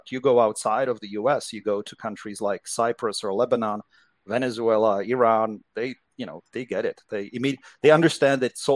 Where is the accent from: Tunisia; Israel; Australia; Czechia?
Czechia; now in United States; Well, I grew up in Czechoslovakia. So it was uh, in the 1970s and 1980s, so it was still a communist country, and it was a very different uh, place than uh, than living here in the U.S. now.